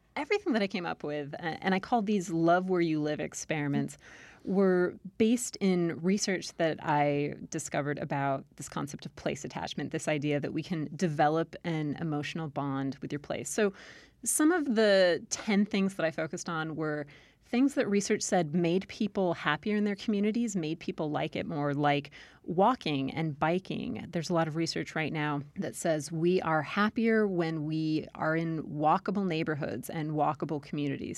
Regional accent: Southern California, United States; accent: Valley Girl; moved away as an adult; also born or lived in Maryland / Utah / Iowa / Texas; now in Virginia, United States; I grew up in Southern California

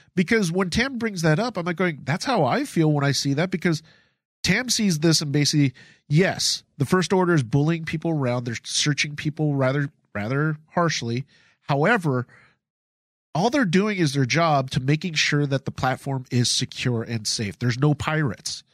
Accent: Philippines; moved away; I come from the Philippines. My family's from the Philippines.

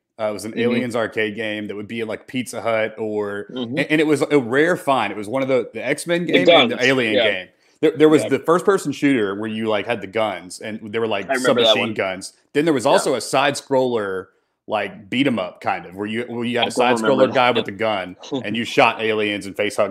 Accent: Bartlett, Tennessee, United States; we both grew up in Memphis. I grew up in Bartlett. I'm an only child. My parents both worked.

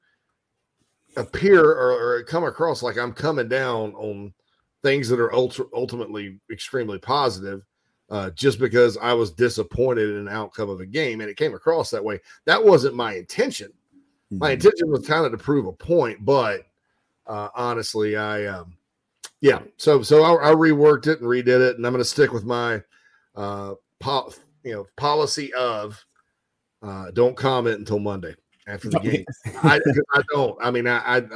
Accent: Spartanburg, South Carolina, United States; Right there in my hometown of Spartanburg, Daniel Morgan Avenue.

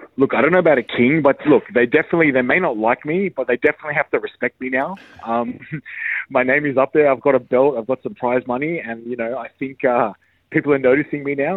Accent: Australia; I'm that Aussie guy

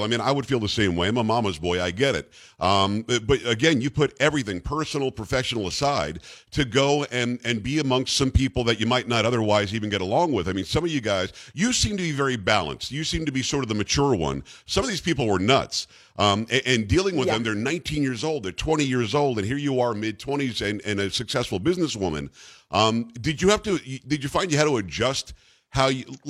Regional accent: Florida, United States; also born or lived in New York / Michigan; now in Texas, United States; I'm from New York. I grew up in Florida

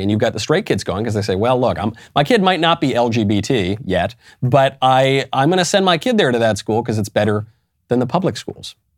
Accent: New York, United States; moved away; also born or lived in California; I come from New York. I lived in California

